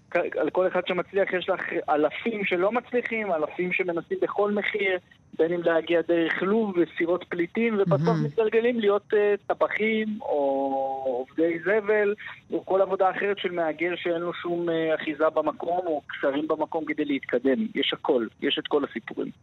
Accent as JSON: {"language": "Hebrew", "town": "Jerusalem", "region": "Jerusalem District", "country": "Israel", "tie": "born or raised there", "said": "כשהייתי קטן וגדלתי בירושלים"}